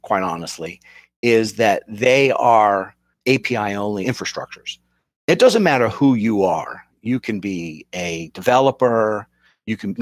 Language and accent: English; Boston, Massachusetts, United States; I'm from the Boston area